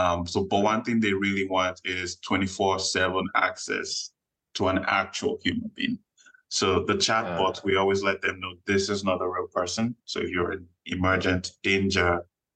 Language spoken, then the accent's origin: English; Nigeria; moved away as an adult; now in United States; Growing up in Nigeria, first son of the family